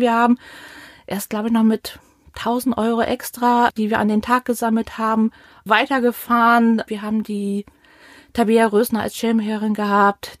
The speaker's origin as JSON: {"language": "German", "region": "Northern Germany", "country": "Germany", "moved": "as an adult", "lives_now": "Mainz, Germany", "said": "Ich bin eigentlich Norddeutsche, ähm, sind vor über zehn Jahren ähm, hier runtergezogen"}